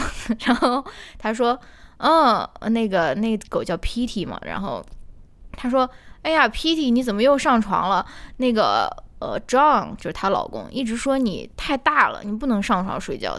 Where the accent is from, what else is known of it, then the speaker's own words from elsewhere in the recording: Shaanxi, China; accent: Shaanxi dialect; 我们陕西话就是瞎扯